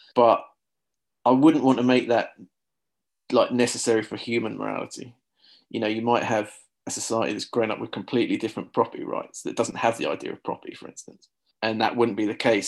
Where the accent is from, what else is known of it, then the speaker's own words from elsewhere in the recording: Luton, East of England, United Kingdom; I'm from a town called Luton. Uh, we, we say Luton here in Luton